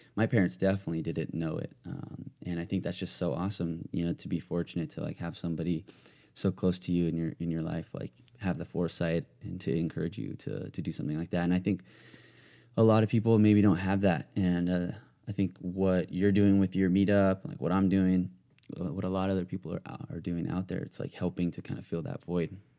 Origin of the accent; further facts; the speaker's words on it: Southern California, United States; I'm pretty much born and raised in California, but, uh, s, I was, like, in Southern California since I was, like, four